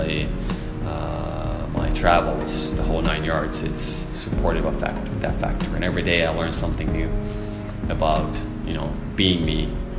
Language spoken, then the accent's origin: English; Finland; moved away as an adult; also born or lived in Sweden / Miami, United States; now in Qatar; I'm originally from Finland, Europe. I've been here in Qatar now for 5 years.